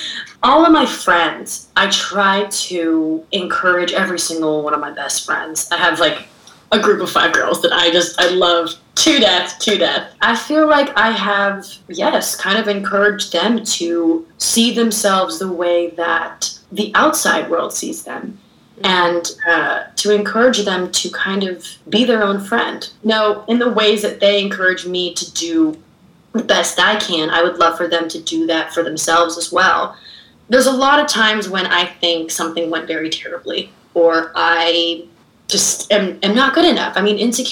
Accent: United States; also born or lived in Shanghai, China; I did grow up in an American household. Even though I am from Shanghai, China, my parents are from New York and from Florida.

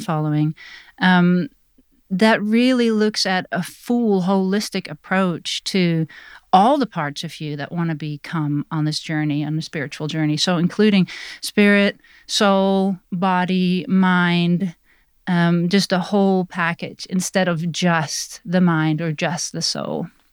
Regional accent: Netherlands; now in Black Mountain, United States; I was born in Holland, now I'm immigrated to the U S

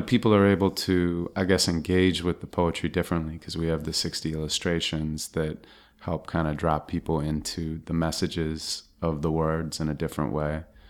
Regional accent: Santa Monica, California, United States; Yeah, and I was. I mean, it was a great place to grow up.

